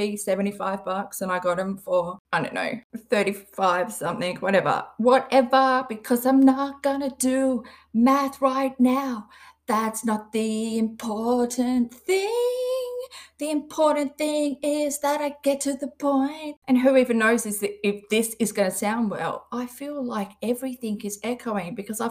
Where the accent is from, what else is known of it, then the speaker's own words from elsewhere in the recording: Perth, Western Australia, Australia; I'm from Western Australia. I'm from a city called Perth.